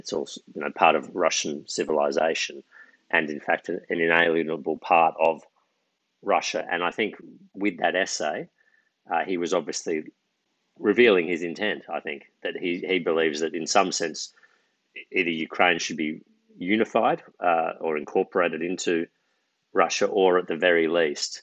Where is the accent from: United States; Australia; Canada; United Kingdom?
Australia; as an Australian